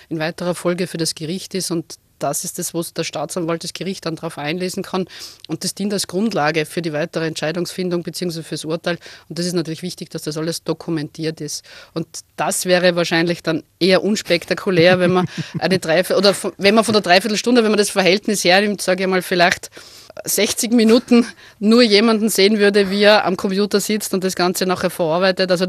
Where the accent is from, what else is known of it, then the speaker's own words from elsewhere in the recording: Krems, Lower Austria, Austria; Also ich bin gebürtige Kremserin, also ich komme aus der Wachau, also es ist nicht ganz so klassisch flaches Niederösterreich, sondern wir haben zumindest das schöne Donautal.